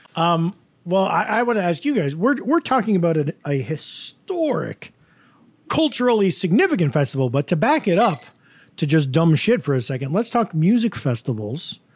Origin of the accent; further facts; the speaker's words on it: Woodstock, New York, United States; I'm from Woodstock